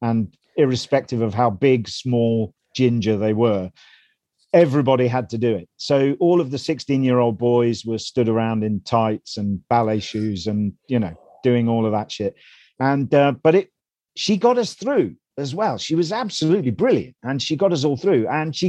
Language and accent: English; Melton Mowbray, East Midlands, United Kingdom; I grew up in Melton Mowbray in Leicestershire, which is a backwater, a seedy backwater in the East Midlands of this country.